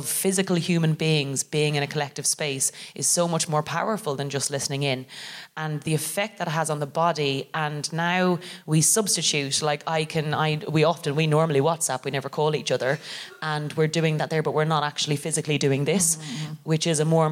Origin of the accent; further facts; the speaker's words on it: Ireland; now in London, United Kingdom; I'm very privileged as an English speaking immigrant to arrive here and be able to immediately roughly be myself, even under the guise of being Irish